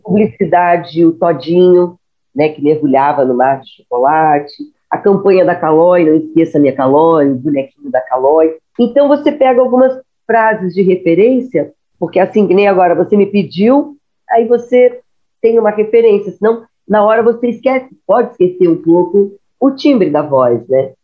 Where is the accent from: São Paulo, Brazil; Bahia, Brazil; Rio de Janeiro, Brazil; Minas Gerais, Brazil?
Rio de Janeiro, Brazil; moved away as an adult; also born or lived in Curitiba; eu sou carioca